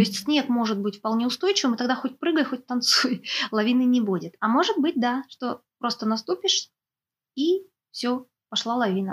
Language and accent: Russian; Sakhalin Oblast, Russia; у нас, например, на Сахалине